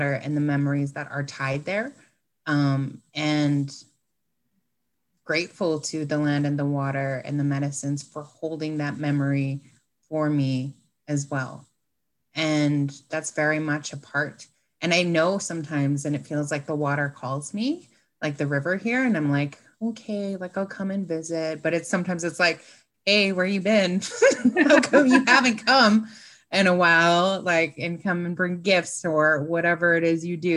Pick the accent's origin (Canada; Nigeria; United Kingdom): Canada; Fort St. John, British Columbia; I still live in Port St. John, is where I grew up.